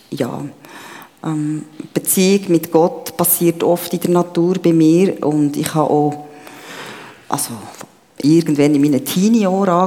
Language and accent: German; Bern, Switzerland; also born or lived in Papua New Guinea; now in Steinhausen, Switzerland; wie es Jochen schon gesagt bin 52, ähm, lebe seit 2002 im Kanton Zug, Steinhausen, bin aber ursprünglich, wie ihr es gehört, Bernerin.